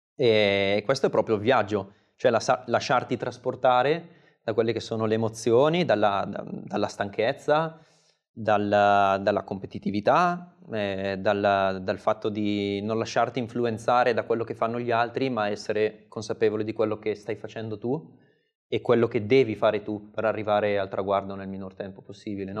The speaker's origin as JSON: {"language": "Italian", "town": "Seriate", "region": "Lombardy", "country": "Italy", "tie": "born or raised there", "said": "di Seriate, il mio, il mio paese natale dove poi ho trascorso mm, tutti i pomeriggi o quasi fino ai 18-19 anni"}